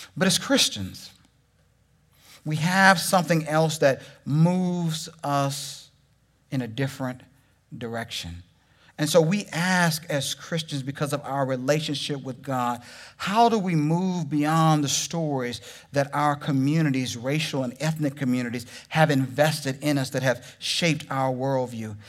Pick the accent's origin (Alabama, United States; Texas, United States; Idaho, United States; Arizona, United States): Texas, United States; moved away; also born or lived in Oklahoma; I'm from Texas.